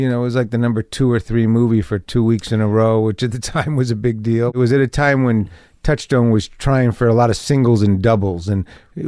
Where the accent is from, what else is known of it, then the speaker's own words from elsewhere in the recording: Detroit, Michigan, United States; Which was me and my friends growing up in Detroit and LA, in Detroit in the late, early 70s, getting into some trouble.